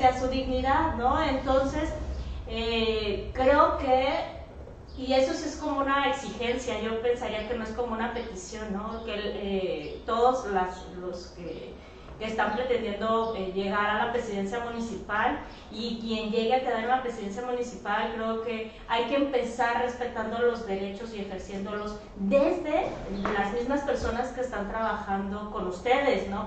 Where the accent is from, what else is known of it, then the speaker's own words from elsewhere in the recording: Mexico; nosotras como mexicanas